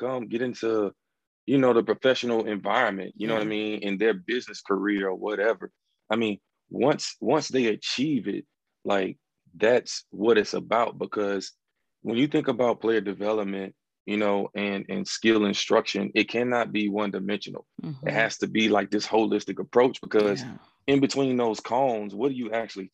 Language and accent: English; North Carolina, United States; I'm from North Carolina, basketball state, and grew up playing ball my whole life